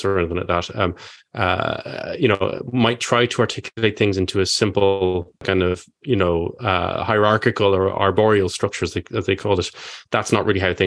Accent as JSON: {"language": "English", "country": "Ireland", "said": "I'm Irish"}